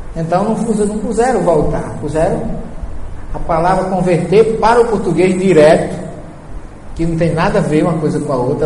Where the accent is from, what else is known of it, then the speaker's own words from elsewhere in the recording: Northeast Region, Brazil; eu não saí do Nordeste, só mudei de lugar